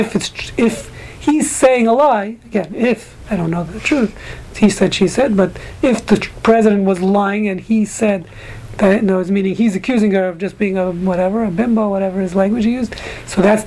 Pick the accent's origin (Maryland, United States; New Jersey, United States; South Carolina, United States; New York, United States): New York, United States; New York City; Grew up in Brooklyn.